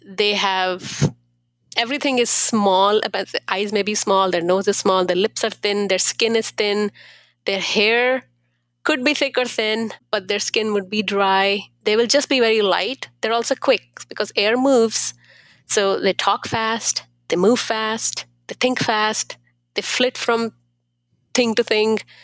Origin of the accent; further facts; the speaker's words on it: India; now in Columbus, United States; I am from India